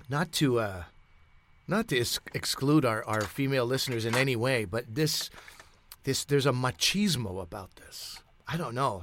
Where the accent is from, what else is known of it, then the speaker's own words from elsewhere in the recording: Pakistan; as a Pakistani, we'd make something called aloo tikkies